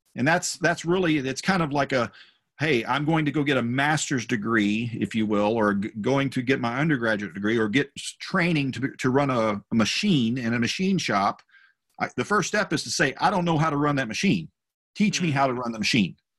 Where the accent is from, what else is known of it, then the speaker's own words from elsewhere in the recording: North Texas, United States; the church I grew up in in North Texas. It was a small rural church in a small town